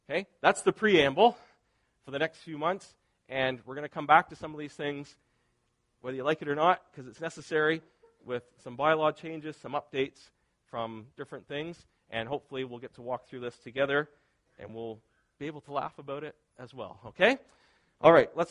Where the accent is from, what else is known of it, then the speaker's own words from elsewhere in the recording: near Ski Wentworth, Nova Scotia, Canada; where I grew up near Ski Wentworth